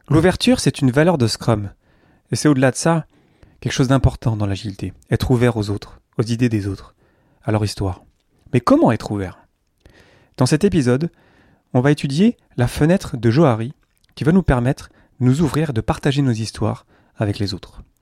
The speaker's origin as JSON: {"language": "French", "region": "south-east France", "country": "France", "said": "Là, je vous parle d'à côté d'Avignon, là où vivent mes parents, je viens du sud-est de la France."}